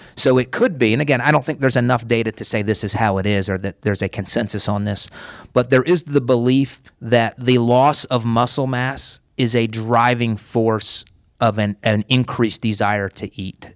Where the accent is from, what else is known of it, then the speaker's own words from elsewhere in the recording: Pennsylvania, United States; now in Tampa, United States; I was born in Pennsylvania. I grew up on a farm.